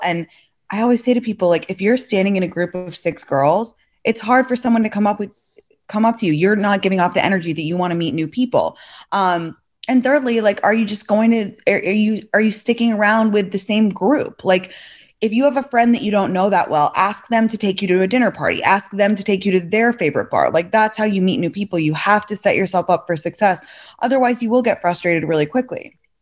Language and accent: English; London, United Kingdom; also born or lived in San Francisco Bay Area / New York; now in Los Angeles, United States; I'm from London originally